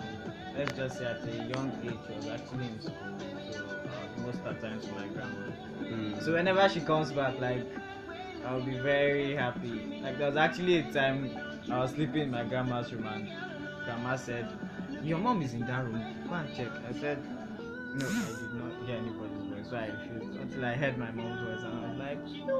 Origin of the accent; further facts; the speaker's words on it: Kaduna State, Nigeria; I'm actually from Kaduna State, and they'll be like, you look like an Edo boy.